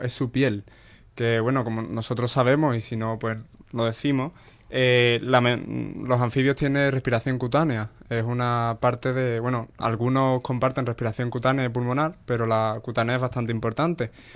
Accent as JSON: {"language": "Spanish", "area": "Cádiz", "region": "Andalusia", "country": "Spain", "said": "de mi tierra, de Cádiz"}